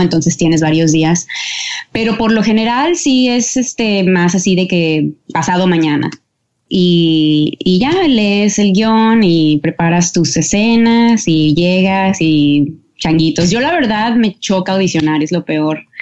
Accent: Mexico; now in Los Angeles, United States; como familia mexicana crecí en lo que es lo, católico

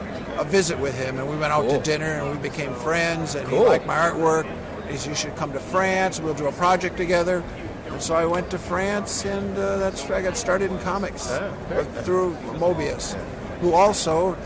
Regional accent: Cedar Rapids, Iowa, United States; Cedar Rapids, Iowa.

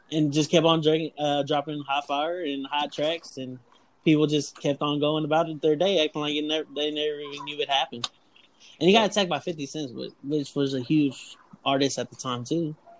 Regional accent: Texas, United States; we're all from Texas

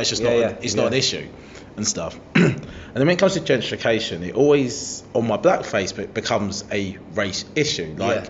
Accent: Harlow, East of England, United Kingdom; where I'm from, my hometown, Harlow, is...

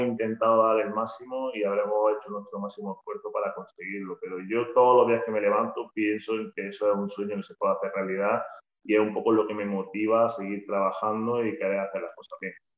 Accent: Granada, Andalusia, Spain; en casa, en Granada, de donde yo soy

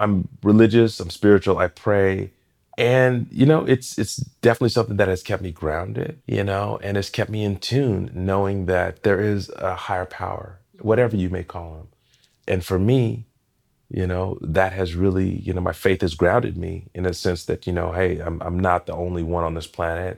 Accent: Portland, Oregon, United States; Growing up in Portland

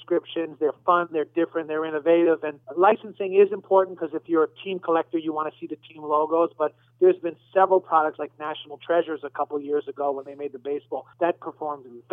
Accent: New York, United States; moved away; I'm originally from New York

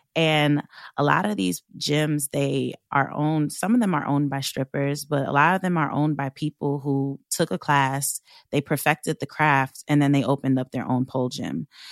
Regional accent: Long Island, New York, United States; I am from Long Island, and I grew up in a white neighborhood.

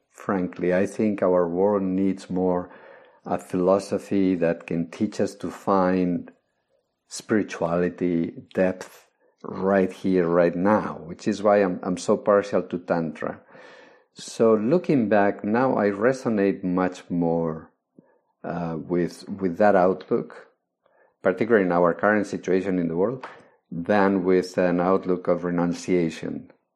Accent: Spain; I was born in Spain. I grew up during Franco's days

